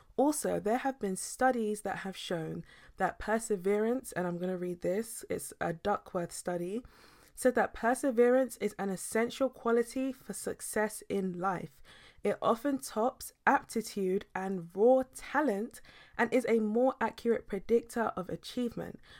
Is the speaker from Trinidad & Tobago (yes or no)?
no; United Kingdom